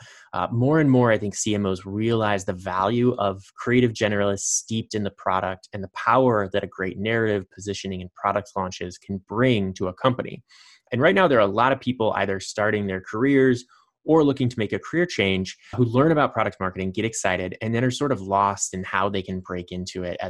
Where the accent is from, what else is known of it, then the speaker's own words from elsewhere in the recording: Indiana, United States; my home state, Indiana